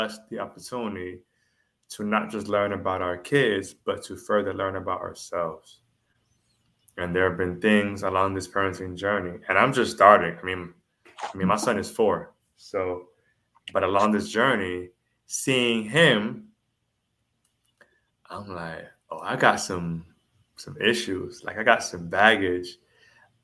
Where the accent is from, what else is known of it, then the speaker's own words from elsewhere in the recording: Jamaica; I am Jamaican.